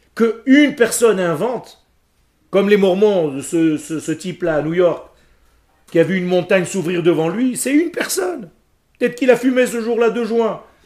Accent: Israel; French is a second language; le français n'est pas ma langue natale, parce que moi, je suis né en Israël, moi. Moi, j'ai appris à parler le français juste à quinze ans

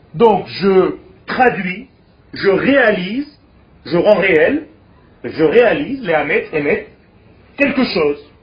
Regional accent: Israel; first language Hebrew; French is a second language; je suis né en Israël. Donc ma langue naturelle, c'est l'hébreu. Mais j'ai appris le français

